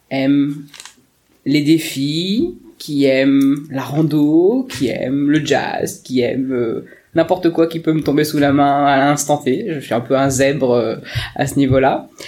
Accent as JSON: {"language": "French", "town": "Perros-Guirec", "region": "Brittany", "country": "France", "said": "Alors euh, je suis hyper chauvine, je viens de la côte de Granit Rose. Je viens du côté de Perros-Guirec, toute ma famille, mon bassin familial est de ce coin-là."}